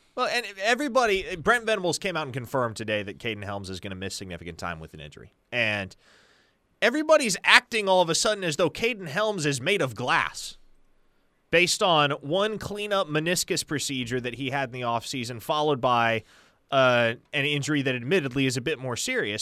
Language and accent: English; Omaha, Nebraska, United States; I'm from Nebraska, more specifically from Omaha, which is literally right there on the Iowa border.